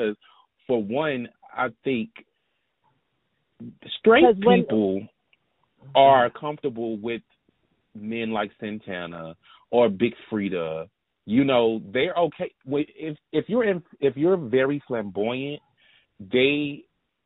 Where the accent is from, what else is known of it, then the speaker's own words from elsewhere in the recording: the South, United States; I'm from the South